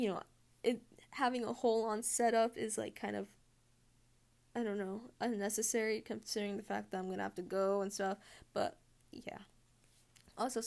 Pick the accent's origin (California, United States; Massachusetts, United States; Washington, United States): Massachusetts, United States; I'm from North America, specifically the USA, specifically Massachusetts